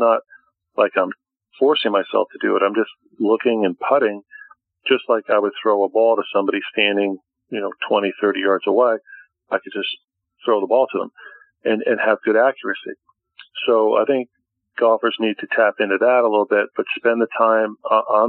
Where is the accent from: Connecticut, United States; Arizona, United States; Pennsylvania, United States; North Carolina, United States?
Connecticut, United States; now in Boca Raton, United States; my home state of Connecticut